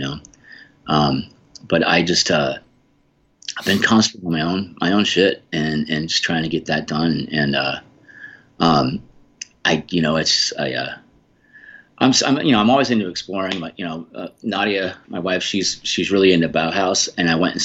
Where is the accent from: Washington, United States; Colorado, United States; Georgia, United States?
Colorado, United States; Boulder; I grew up in Boulder, Colorado